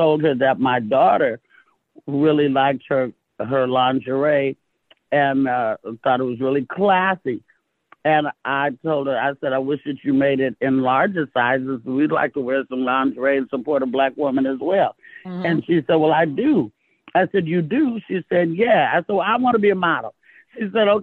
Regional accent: Oakland, California, United States; also born or lived in Castro Valley, California; I was raised in California

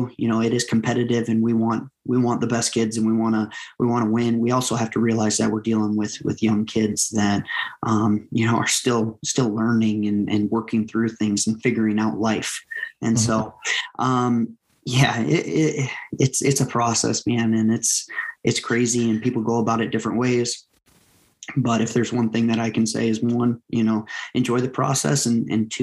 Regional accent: Waverly, Iowa, United States; moved away as an adult; now in South Dakota, United States; I was from Waverly

